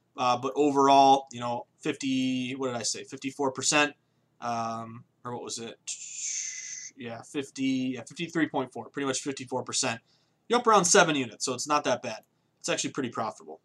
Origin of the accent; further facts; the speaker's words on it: the Berkshires, Western Massachusetts, United States; moved away as an adult; also born or lived in Vermont / Boston; I'm from Massachusetts, but I grew up on the complete left side of the state, Western Mass, small place called the Berkshires